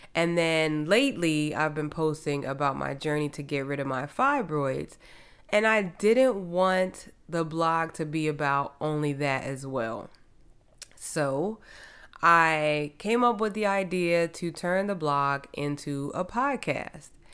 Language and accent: English; New Jersey, United States; moved away as an adult; now in Houston, United States; I am originally from New Jersey. I came to Houston to run track in college